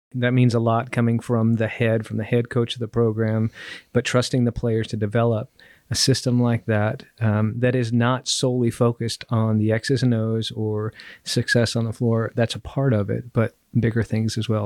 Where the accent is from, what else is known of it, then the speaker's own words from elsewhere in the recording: Southern California, United States; I grew up in Southern California